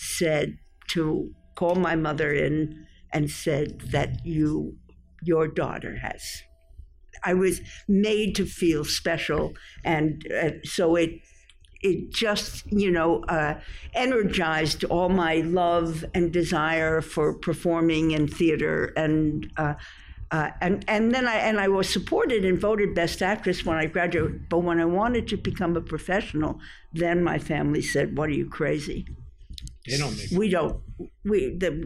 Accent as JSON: {"language": "English", "town": "New York City", "region": "New York", "country": "United States", "tie": "born or raised there", "said": "We were raised in a golden time in New York City, in Brooklyn"}